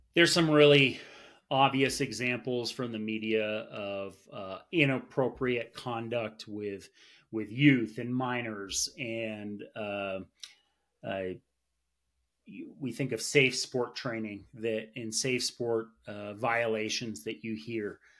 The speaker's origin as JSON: {"language": "English", "region": "Vermont", "country": "United States", "moved": "yes", "lives_now": "Colorado Springs, United States", "said": "I'm from Vermont, so I got to play a lot of sports growing up"}